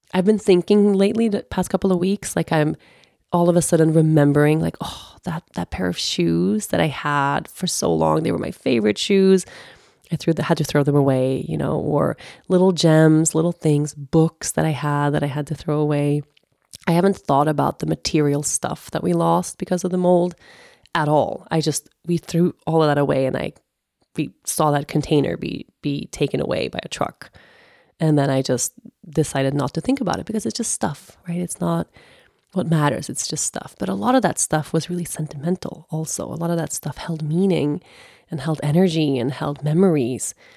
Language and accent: English; Sweden; moved away; also born or lived in Costa Rica / United States / Aruba; I lived literally fif, fifteen years I was away from Sweden